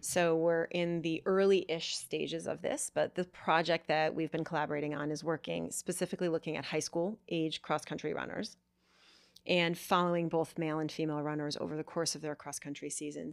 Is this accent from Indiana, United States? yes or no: no; Vermont, United States; I grew up in Vermont